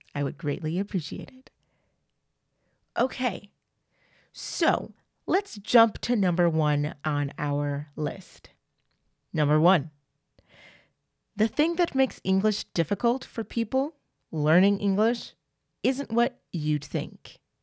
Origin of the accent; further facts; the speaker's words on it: United States; accent: American; also born or lived in France; I'm an American and I sound like one.